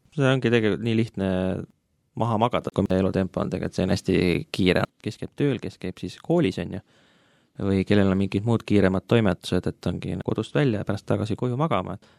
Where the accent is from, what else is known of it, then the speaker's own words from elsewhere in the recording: Tartu, Tartu County, Estonia; moved away as an adult; now in Tallinn, Estonia; pärit Tartust, nüüd elan Tallinnas juba viimased viis-kuus aastat